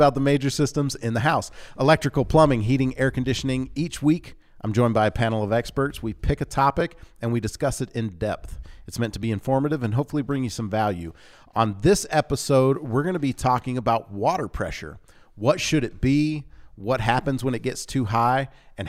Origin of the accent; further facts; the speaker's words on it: Louisiana, United States; Because like growing up in Louisiana, most of our towns had a water tank.